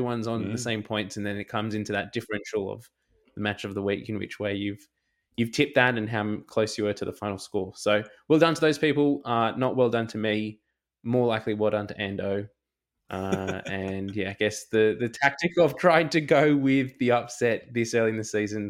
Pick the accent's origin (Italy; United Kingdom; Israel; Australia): Australia; that hurts as an Aussie rugby fan.